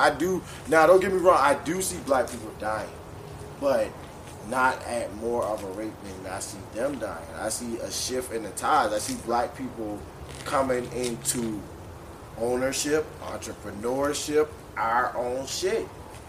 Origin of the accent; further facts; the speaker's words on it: Charleston, United States; Hey, Jabos. I'm from Charleston.